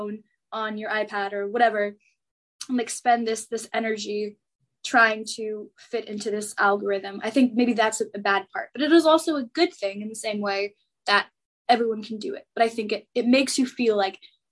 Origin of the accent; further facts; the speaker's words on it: Los Angeles, California, United States; moved away as an adult; now in Washington, D.C., United States; I'm from Los Angeles and go to school back east